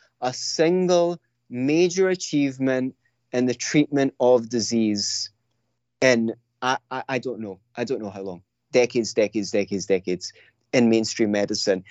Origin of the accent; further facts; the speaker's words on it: Scotland, United Kingdom; I'm from Scotland. We're notorious cursers